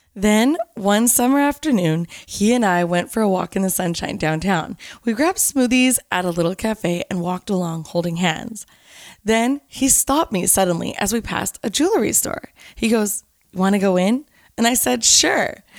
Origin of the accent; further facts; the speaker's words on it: Canada; I was from Canada, I spoke French and English